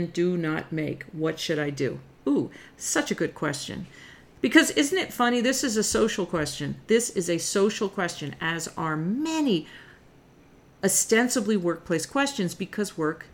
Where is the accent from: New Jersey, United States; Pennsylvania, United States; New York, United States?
New Jersey, United States; I'm from North Jersey